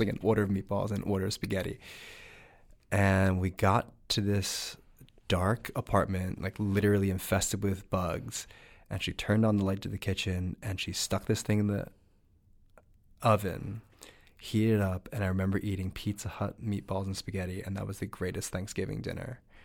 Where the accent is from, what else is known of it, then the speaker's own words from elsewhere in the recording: New Jersey, United States; I grew up in New Jersey